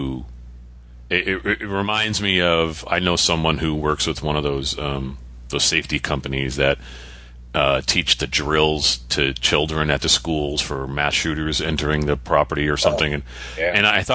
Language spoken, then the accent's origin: English; Connecticut, United States; I always drop the last letter half the time because I'm from New England